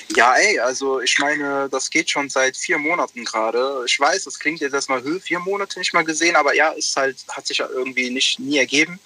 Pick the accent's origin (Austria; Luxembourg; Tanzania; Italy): Italy; ich bin Italiener